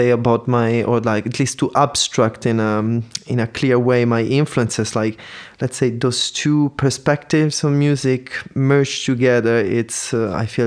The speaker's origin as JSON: {"language": "English", "town": "Palermo", "region": "Sicily", "country": "Italy", "tie": "born or raised there", "also_born_or_lived": "Paris", "moved": "as an adult", "lives_now": "Berlin, Germany", "said": "I was born and I grew up in Sicily"}